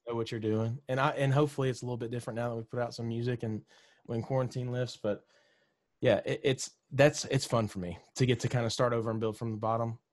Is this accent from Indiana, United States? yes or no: no; Mississippi, United States; moved away as an adult; now in Nashville, United States; I grew up in Mississippi